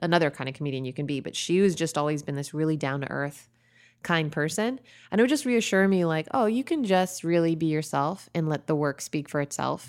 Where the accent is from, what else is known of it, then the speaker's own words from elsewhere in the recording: Chicago, Illinois, United States; I grew up in Chicago